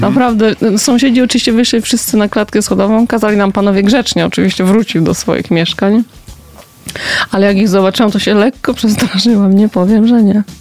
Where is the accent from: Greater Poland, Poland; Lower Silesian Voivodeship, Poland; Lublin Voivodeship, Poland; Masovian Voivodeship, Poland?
Greater Poland, Poland; Poznań; Ja się wychowałam na Piątkowie